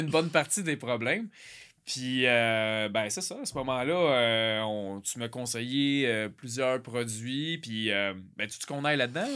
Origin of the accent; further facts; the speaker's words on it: Quebec, Canada; je suis du Québec